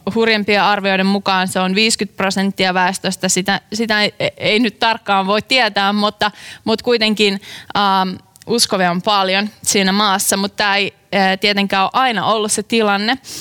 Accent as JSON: {"language": "Finnish", "town": "Tuupovaara", "region": "North Karelia", "country": "Finland", "tie": "born or raised there", "moved": "yes", "said": "mä olen kotoisin pienen pienestä kylästä nimeltä uh, Tuupovaara."}